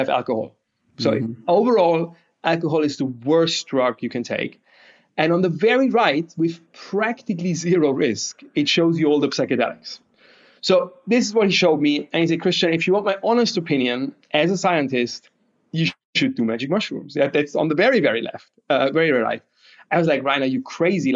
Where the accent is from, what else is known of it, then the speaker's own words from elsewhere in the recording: Bavaria, Germany; I'm from Bavaria, and that means a lot because like their beer is like our daily nutrition